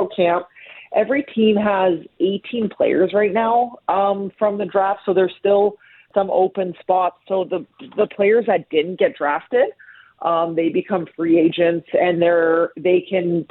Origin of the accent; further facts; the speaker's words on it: Ste. Anne, Manitoba, Canada; now in Toronto, Canada; I grew up in St. Anne, and I was the only girl my age that played